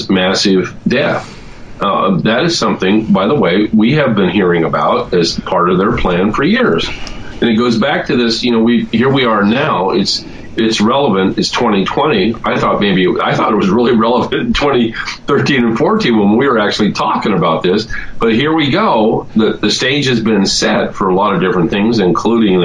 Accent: California, United States; I'm speaking as a Californian

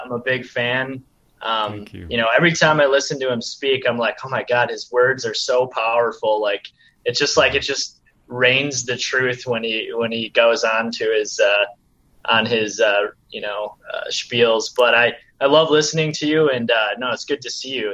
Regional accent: Minnesota, United States; I was born and uh, born and raised in Minnesota

